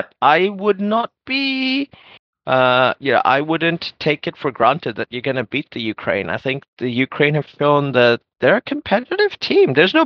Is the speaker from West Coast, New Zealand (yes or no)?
no; Auckland, New Zealand; born or raised there